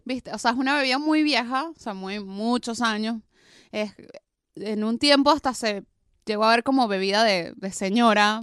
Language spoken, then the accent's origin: Spanish; Venezuela; now in Buenos Aires, Argentina